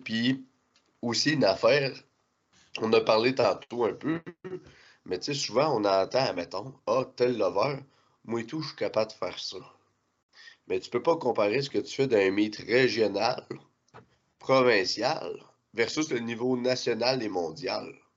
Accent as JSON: {"language": "French", "region": "Quebec", "country": "Canada", "said": "en tant que Québécois"}